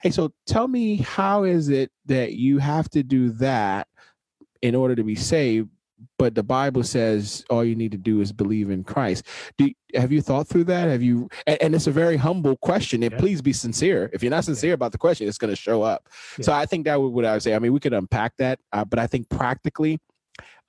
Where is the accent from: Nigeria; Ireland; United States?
Nigeria; moved away; growing up in Nigeria and growing up in a Nigerian church for a long time